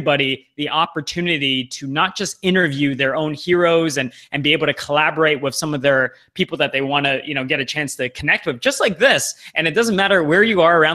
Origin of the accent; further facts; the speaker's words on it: Toronto, Ontario, Canada; moved away as an adult; also born or lived in Vancouver; My hometown is in Toronto, and it's my first time kind of living on the West Coast.